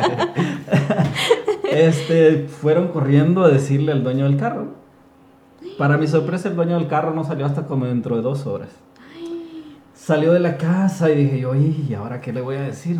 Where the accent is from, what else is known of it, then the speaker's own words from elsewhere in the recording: Honduras; nosotros, los de Honduras, porque soy hondureño